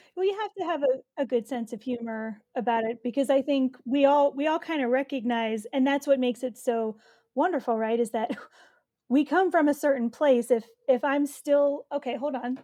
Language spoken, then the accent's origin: English; New Jersey, United States; growing up in Jersey